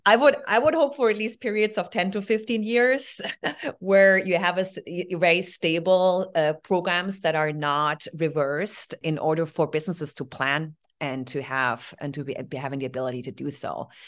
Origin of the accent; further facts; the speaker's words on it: Heidelberg, Baden-Württemberg, Germany; English is a second language; moved away; So born, uh, in Heidelberg